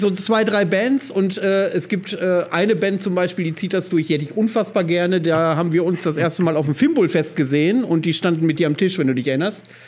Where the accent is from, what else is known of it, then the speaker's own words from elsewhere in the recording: Greifswald, Mecklenburg-Vorpommern, Germany; moved away; in Greifswald, wo wir herkommen